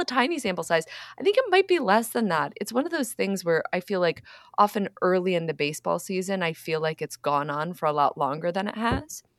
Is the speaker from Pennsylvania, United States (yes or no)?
yes; Philadelphia, Pennsylvania, United States; moved away; also born or lived in Boston; I was born in Philadelphia